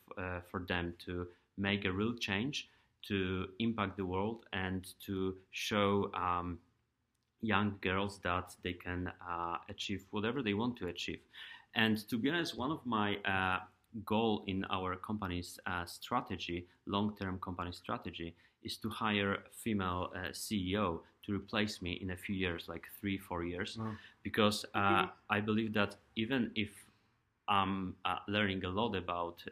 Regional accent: Poland; moved away as an adult; now in United States; I'm from Europe and Poland

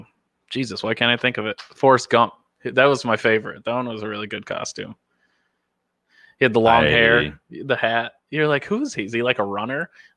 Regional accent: Dundee, Scotland, United Kingdom; I grew up in Dundee, and people don't think like that in Dundee.

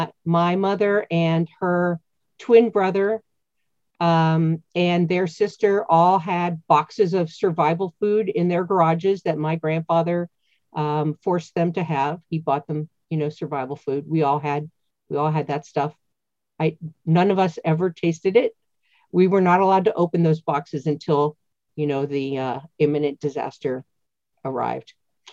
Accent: Erie, Pennsylvania, United States; I was raised in Northwest Pennsylvania, outside the city of Erie, pretty close to Lake Erie. So imagine the coastline of Lake Erie between Erie and the state of Ohio. That's about where I grew up.

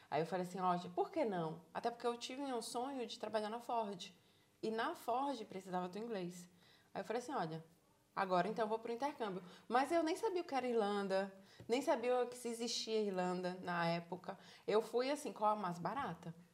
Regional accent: Salvador, Bahia, Brazil; moved away as an adult; now in Ireland; Sou de Salvador, Bahia. sou de Salvador, Bahia.

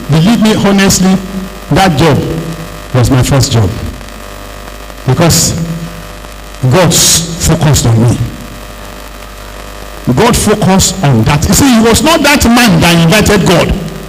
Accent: Arochukwu, Abia, Nigeria; born there; I was born in Arochukwu, very close to Unewi.

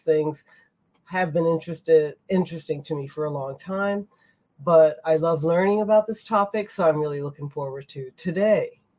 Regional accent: United States; now in Tokyo, Japan; I'm an American woman living in Tokyo, Japan

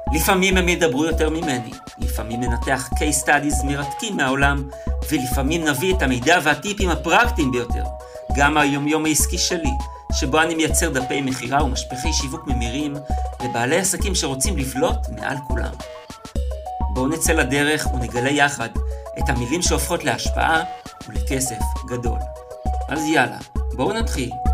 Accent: Israel; אני גדלתי, גדלתי בקיבוץ

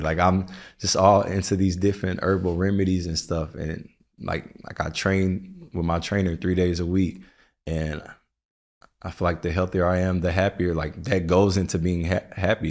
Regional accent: the South, United States; now in New York, United States; I'm from the South

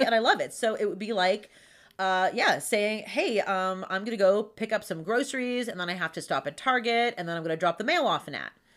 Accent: Pittsburgh, Pennsylvania, United States; accent: Pittsburghese; I'm born and raised in Pittsburgh

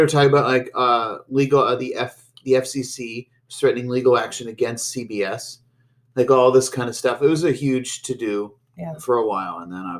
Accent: Pittsburgh, Pennsylvania, United States; moved away; also born or lived in near Cincinnati; I don't think of myself as a native Pennsylvanian. I'm not from Pennsylvania. I'm from Pittsburgh.

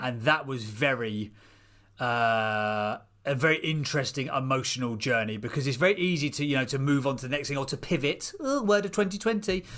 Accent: Seer Green, South East England, United Kingdom; now in Chislehurst, United Kingdom; I grew up in a place called Sear Green, which was a little village out in Buckinghamshire

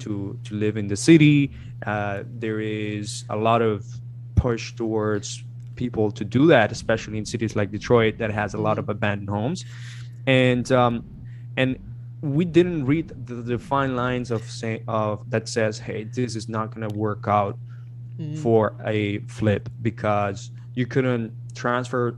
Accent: Colombia; moved away as an adult; now in United States; I'm from Colombia, I'm from South America

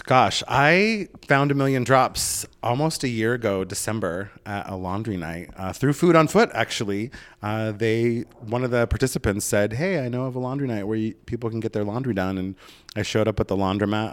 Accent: Oregon, United States; moved away as an adult; now in Los Angeles, United States; I'm from Oregon.

